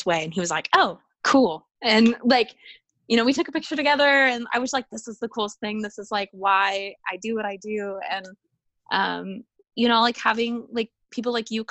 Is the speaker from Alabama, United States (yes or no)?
no; Arizona, United States; I'm from Arizona where it's like a dry oven